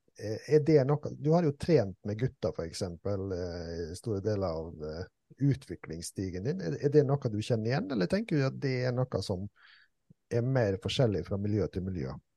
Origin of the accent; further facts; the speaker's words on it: Langevåg, Møre og Romsdal, Norway; jeg er fra Langevågen